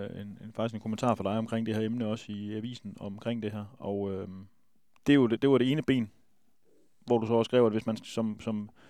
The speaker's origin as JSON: {"language": "Danish", "region": "Jutland", "country": "Denmark", "said": "vi er jo fra Jylland"}